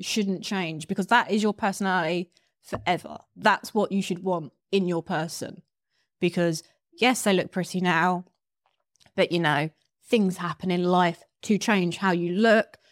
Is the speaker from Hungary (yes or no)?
no; United Kingdom; I'm a British model who's never been to America